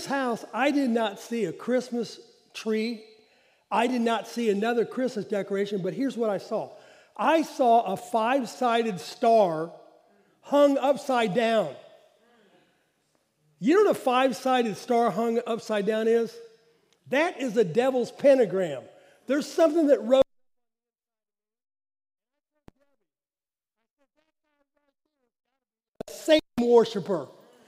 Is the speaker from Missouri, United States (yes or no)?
yes; Jefferson City, Missouri, United States; I grew up around the Jeff City area.